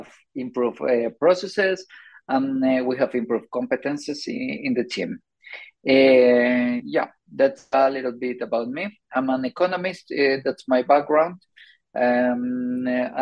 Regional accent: Colombia; moved away as an adult; also born or lived in Sweden; now in Stockholm, Sweden; I'm originally from Colombia. I moved to Sweden around 15 years ago. I did it because of my master's

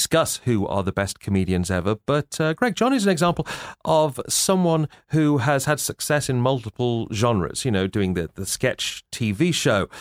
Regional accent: England, United Kingdom; When I was growing up in England, I, like a lot of people, I fell in love with comedy

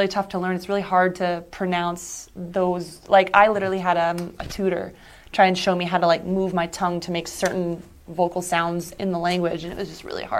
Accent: New Jersey, United States; now in Las Vegas, United States; Well, I'm from Central Jersey, which does exist, by the way. I would know because I'm from there.

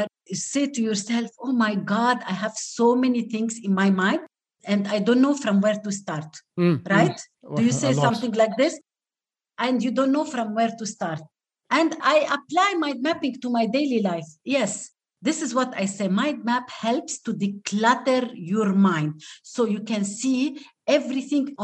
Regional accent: Lebanon; first language Arabic; English is a second language; I am native Arabic speaker. I'm from Lebanon.

